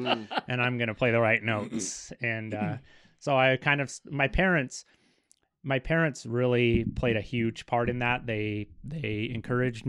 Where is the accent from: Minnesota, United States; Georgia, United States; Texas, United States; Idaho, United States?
Idaho, United States; Kellogg; Born and raised in good old Kellogg, over on, they call it Sunnyside